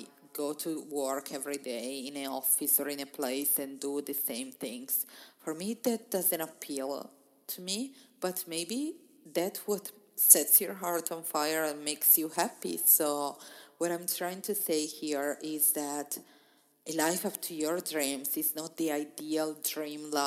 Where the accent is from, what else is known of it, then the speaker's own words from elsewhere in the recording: Italy; moved away as an adult; I left my hometown in Italy to start traveling